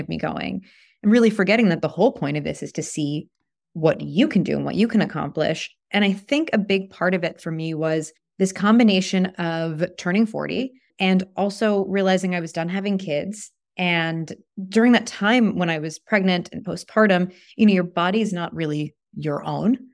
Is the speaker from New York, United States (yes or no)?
yes; New York, United States; now in Toronto, Canada; I'm from New York